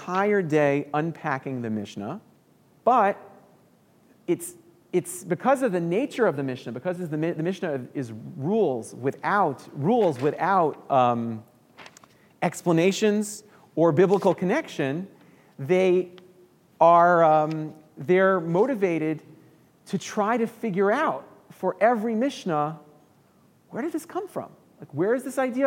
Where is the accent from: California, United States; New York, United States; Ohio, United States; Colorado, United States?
New York, United States; New York City; moved away as an adult; now in Chicago, United States; I moved to Chicago 12 years ago from New York. I'm from New York City originally